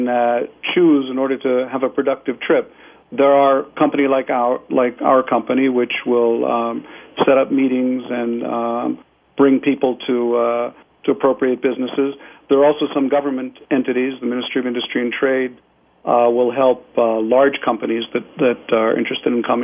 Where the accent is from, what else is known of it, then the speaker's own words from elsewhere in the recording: United States; moved away as an adult; now in Israel; I'm an American citizen as well as an Israeli citizen